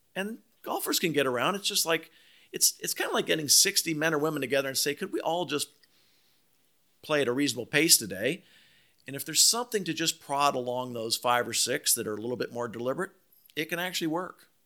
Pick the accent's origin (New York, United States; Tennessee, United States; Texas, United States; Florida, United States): Florida, United States; Palm Beach; growing up in Palm Beach, I mean, I played a lot of golf with Calcavecchia